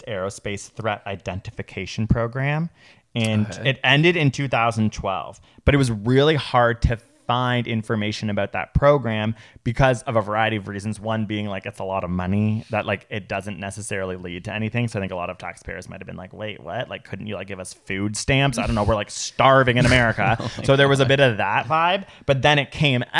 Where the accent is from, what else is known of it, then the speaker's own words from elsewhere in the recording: Canada; we're Canadian